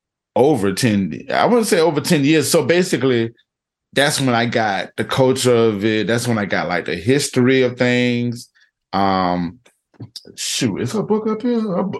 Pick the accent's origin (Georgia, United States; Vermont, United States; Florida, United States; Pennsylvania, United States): Florida, United States